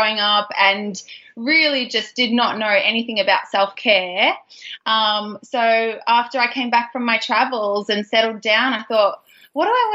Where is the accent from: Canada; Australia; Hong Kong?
Australia; Geelong, Victoria; moved away as an adult; also born or lived in Melbourne, Australia; now in San Francisco Bay Area, United States; I'm actually a fellow Aussie as well. I'm living now in California in the San Francisco Bay Area. I moved here about 5 years ago with my husband, but originally I'm from Geelong